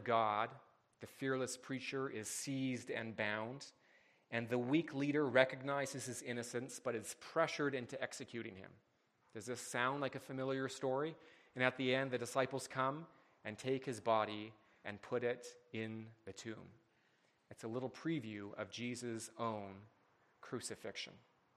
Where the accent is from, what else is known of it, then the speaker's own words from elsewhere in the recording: Canada; as a Canadian